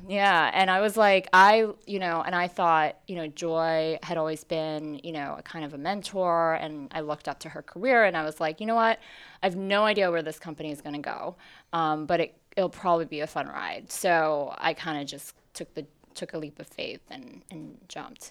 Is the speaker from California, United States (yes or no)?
no; New York City, New York, United States; also born or lived in Hong Kong; I moved to New York City when I was four